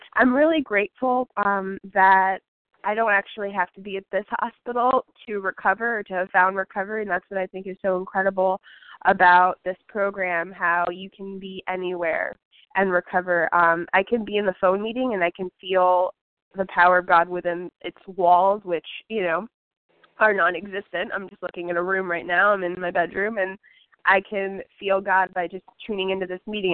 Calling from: Houston, Texas, United States; I'm calling from Houston, Texas

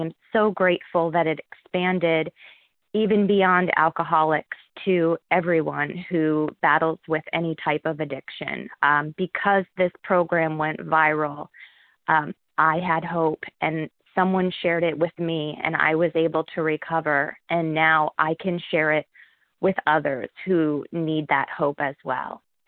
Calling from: Harrisburg, Pennsylvania, United States; I'm calling from Harrisburg, Pennsylvania

